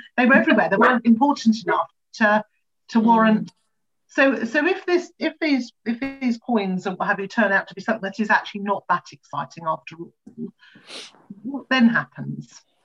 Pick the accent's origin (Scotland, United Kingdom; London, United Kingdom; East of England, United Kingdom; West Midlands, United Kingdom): East of England, United Kingdom; Colchester; I grew up in Colchester